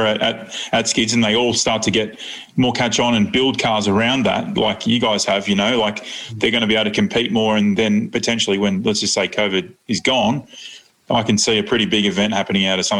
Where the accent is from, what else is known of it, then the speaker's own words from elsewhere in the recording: Australia; We're proud Aussies